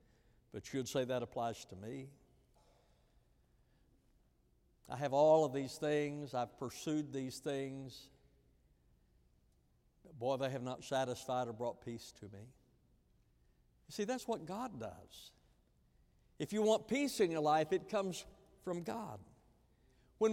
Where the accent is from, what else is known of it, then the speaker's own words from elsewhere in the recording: Texas, United States; Because I didn't grow up in this culture. I grew up out west in West Texas, and so the culture was different.